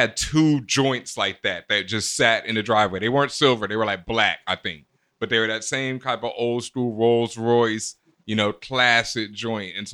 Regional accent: Houston, Texas, United States; moved away; also born or lived in US East Coast; I grew up in Houston, and Houston I experienced so much overt racism in my face that it was different when I moved up east

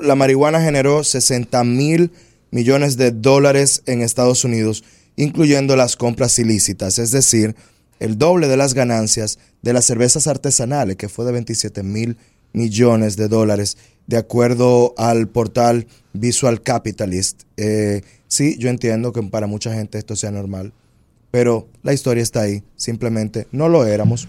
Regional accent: Dominican Republic; esos somos los dominicanos. Los dominicanos somos una mixtura de razas

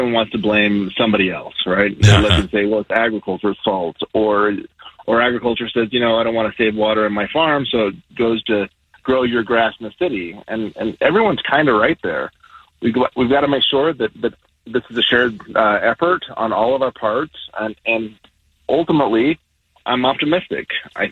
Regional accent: Logan, Utah, United States; I grew up in Logan

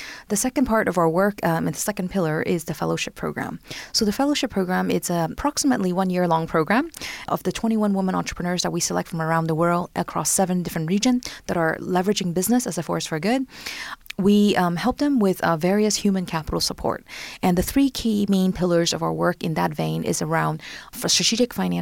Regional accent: San Francisco Bay Area, California, United States; moved away as an adult; also born or lived in Hong Kong; now in Paris, France; I'm originally from Hong Kong and grew up in San Francisco Bay Area, and just recently, about a year and a half ago, moved to Paris.

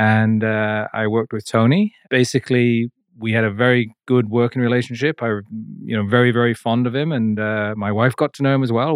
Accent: Hong Kong; moved away as an adult; also born or lived in Vancouver, Canada; now in Whistler, Canada; I grew up in Hong Kong

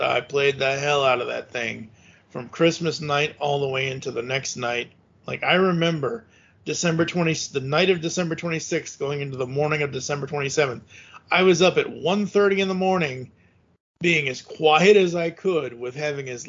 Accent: Massachusetts, United States; I was born and raised in Massachusetts

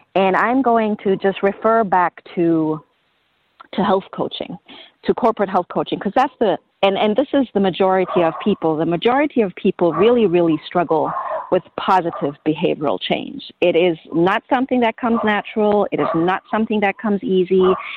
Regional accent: Germany; moved away as an adult; now in United States; I grew up in Germany

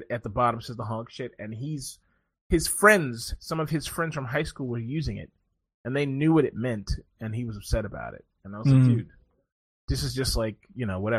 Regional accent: Maryland, United States; I'm from Maryland

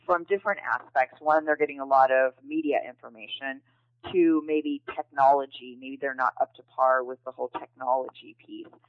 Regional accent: Chicago, Illinois, United States; moved away as an adult; now in Seal Beach, United States; I'm originally from Chicago, Illinois, and I moved to California uh, right after high school

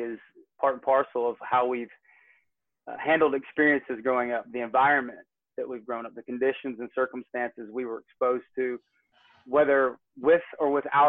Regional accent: Northwest Georgia, United States; also born or lived in Michigan City, Indiana / Dallas, Texas; I am a Northwest Georgia boy. I'm a has-been Yankee. I live in Kennesaw, Georgia. I got moved down here in 1985, kicking and screaming with my sister and my mom

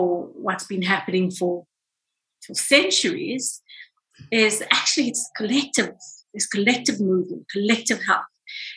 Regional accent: South Africa; I grew up in South Africa as a brown woman during apartheid South Africa

